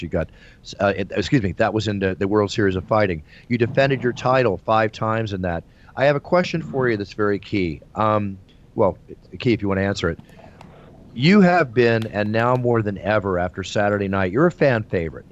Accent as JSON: {"language": "English", "town": "Philadelphia", "region": "Pennsylvania", "country": "United States", "tie": "born or raised there", "said": "Philadelphia, my hometown"}